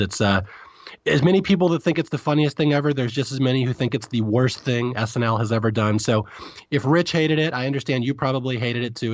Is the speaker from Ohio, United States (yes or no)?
no; California, United States; as a Californian